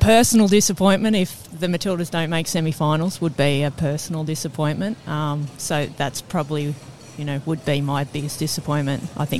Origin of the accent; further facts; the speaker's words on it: Australia; I don't know if we have that reputation as Aussie footballers to go that far